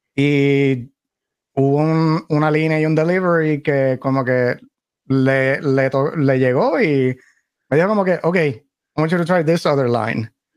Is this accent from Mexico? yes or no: no; Caguas, Puerto Rico; now in North Carolina, United States; Yo soy puertorriqueño, sí, nacido y criado, nací esto, esto soy de Caguas eh, originalmente. Ah, vivo, vivo por acá en North Carolina.